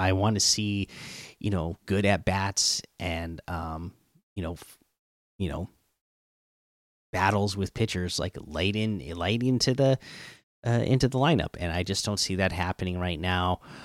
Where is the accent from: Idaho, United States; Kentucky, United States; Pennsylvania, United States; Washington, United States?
Washington, United States; Seattle; the teams from my hometown